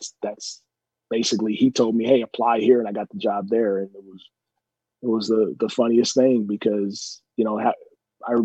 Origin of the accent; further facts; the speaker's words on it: Pasadena, California, United States; we grew up in Pasadena